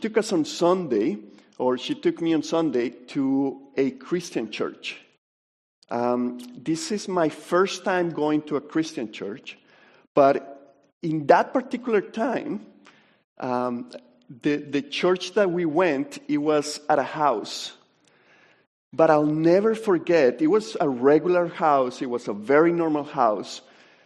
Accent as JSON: {"language": "English", "country": "Colombia", "tie": "born or raised there", "moved": "as an adult", "said": "I'm from Colombia. I lived there until I was 18 years old."}